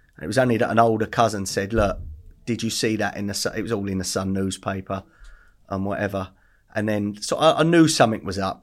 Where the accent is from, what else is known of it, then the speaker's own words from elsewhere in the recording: Essex, East of England, United Kingdom; also born or lived in Bethnal Green / West London; we ended up in Essex when I was, like, three. Um, grew up above pubs.